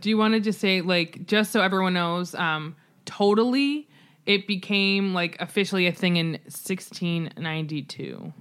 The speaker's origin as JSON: {"language": "English", "country": "United States", "said": "I as an American"}